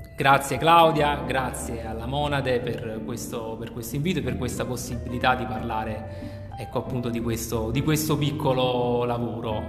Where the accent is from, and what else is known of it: Campania, Italy